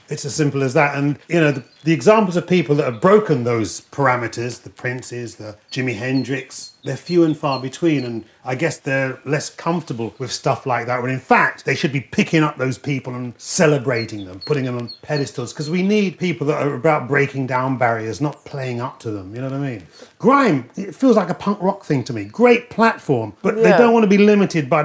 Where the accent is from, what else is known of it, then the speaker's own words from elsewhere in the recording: London, United Kingdom; that ain't the Peckham I know. When I was growing up, policemen, postmen would not deliver in Peckham